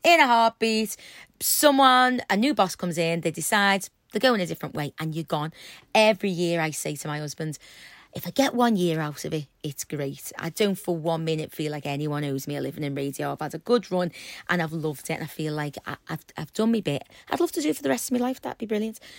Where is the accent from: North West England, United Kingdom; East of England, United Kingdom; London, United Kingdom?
North West England, United Kingdom; Liverpool; accent: Scouse